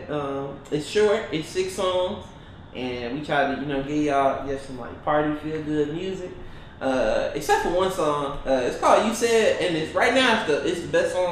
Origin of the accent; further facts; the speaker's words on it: Detroit, Michigan, United States; I'm from Detroit, Michigan